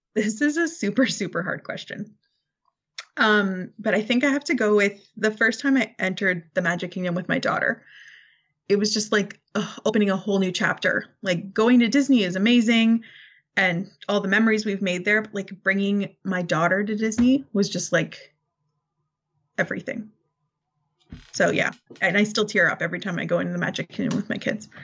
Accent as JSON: {"language": "English", "country": "Canada", "said": "I'm Canadian"}